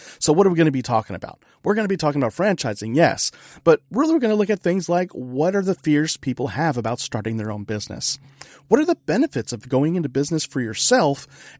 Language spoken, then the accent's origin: English; California, United States; now in Texas, United States; I was imported from California.